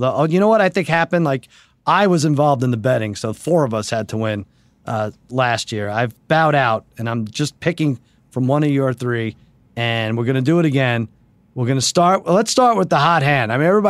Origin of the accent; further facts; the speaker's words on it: Winnipeg, Manitoba, Canada; born there; now in Brandon, Canada; I live in Brandon, Manitoba, Canada, and I was born in Winnipeg.